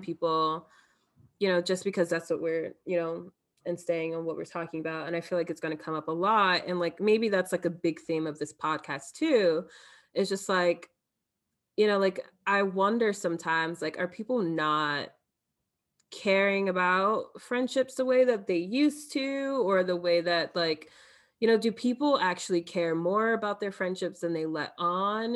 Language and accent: English; Elizabeth, New Jersey, United States; moved away as an adult; also born or lived in Michigan; now in New York City, United States; growing up in Elizabeth